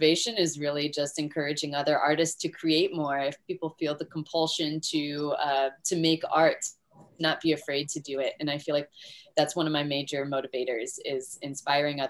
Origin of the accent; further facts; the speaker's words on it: Florida, United States; where I grew up here in Florida